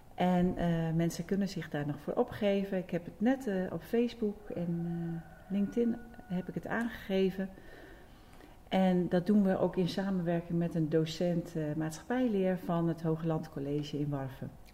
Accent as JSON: {"language": "Dutch", "country": "Netherlands", "tie": "born or raised there", "said": "geboren en getogen in Beden."}